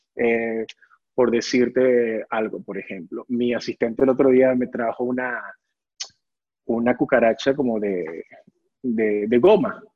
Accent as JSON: {"language": "Spanish", "town": "Caracas", "region": "Capital District", "country": "Venezuela", "moved": "as an adult", "said": "yo tenía 20 años cuando me vine acá"}